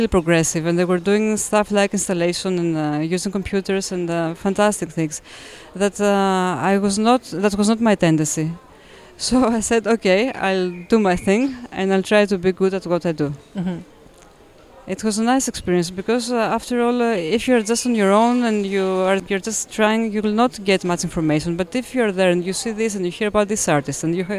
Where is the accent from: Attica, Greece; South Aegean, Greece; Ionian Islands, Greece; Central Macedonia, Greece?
Attica, Greece; Athens; now in Crete, Greece; growing up in Athens